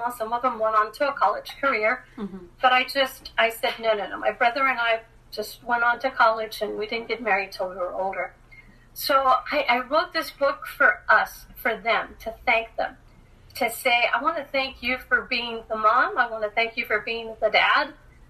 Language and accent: English; Los Angeles, California, United States; growing up in Los Angeles with a single parent